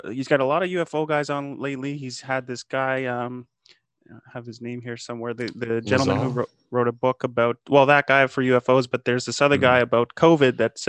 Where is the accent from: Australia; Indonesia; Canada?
Canada; I'm a Canadian yeah. too, so this is in our neck of the woods